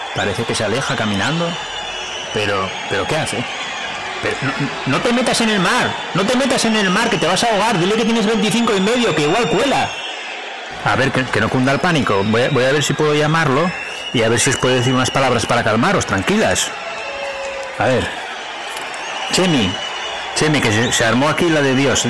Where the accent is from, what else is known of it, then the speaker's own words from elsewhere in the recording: Gijón, Asturias, Spain; yo soy de Gijón